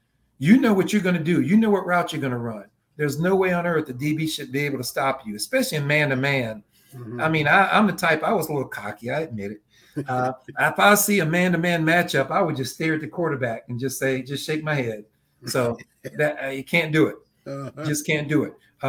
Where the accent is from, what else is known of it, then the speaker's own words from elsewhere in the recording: Spindale, North Carolina, United States; But that was a good life, man, growing up in a small town like that.